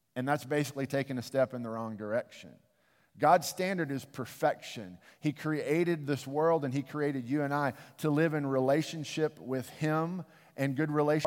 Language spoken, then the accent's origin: English; United States; I love my country